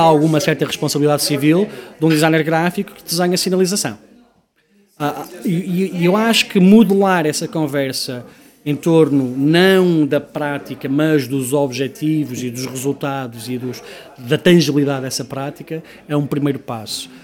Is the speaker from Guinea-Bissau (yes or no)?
no; Porto, Norte, Portugal; also born or lived in Manchester; now in Lisbon, Portugal; sendo eu do Porto